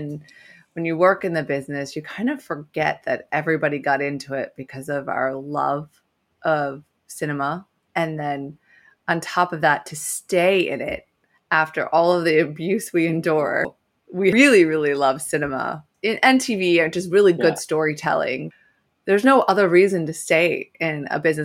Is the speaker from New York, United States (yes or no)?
yes; New York City, New York, United States; I was from New York City